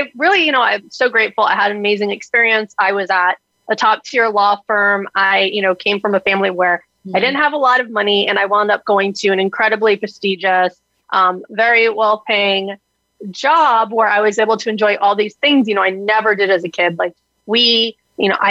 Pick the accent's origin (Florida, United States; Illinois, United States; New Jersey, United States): Florida, United States; South; I am a Florida girl that you hit on, born and raised in South Florida